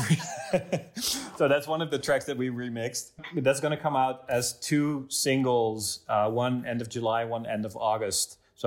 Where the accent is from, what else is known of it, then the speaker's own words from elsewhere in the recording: Driebergen, Utrecht, Netherlands; also born or lived in Zeist / Amsterdam; I grew up in Zeist. It's a small town, or in Drieberg, actually, next to it. A small town. 40 minutes outside of Amsterdam, middle of the country